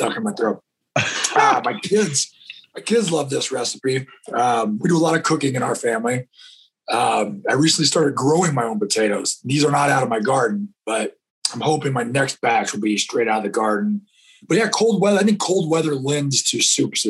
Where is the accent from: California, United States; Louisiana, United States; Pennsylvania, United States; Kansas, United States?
California, United States; Northern; also born or lived in Texas / Pocatello, Idaho; So I was born in Texas, moved to California. I was two in Northern California. My dad trained reining cutting horses for about 35, 40 years. So I grew up on ranches kind of all over Northern California